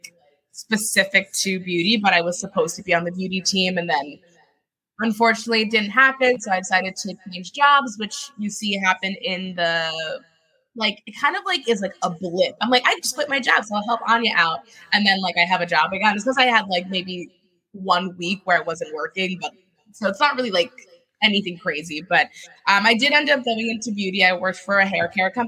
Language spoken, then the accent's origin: English; Washington, District of Columbia, United States; also born or lived in Paris, France; now in New York, United States; I grew up in the Koreatown of the DC area